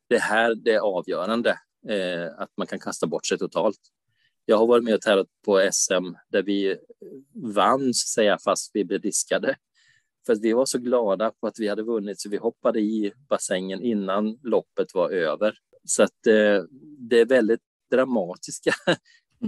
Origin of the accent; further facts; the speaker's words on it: Umeå, Västerbotten County, Sweden; now in Varberg, Sweden; jag är ju från Umeå fast jag bor i Varberg